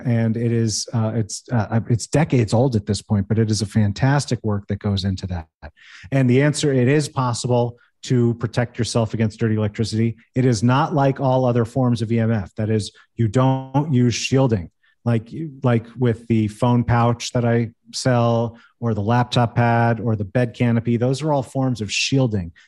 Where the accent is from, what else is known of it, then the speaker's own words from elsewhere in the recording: United States; moved away; also born or lived in Manhattan, New York City; I grew up right outside New York City. I lived in New York City, in Manhattan for seven years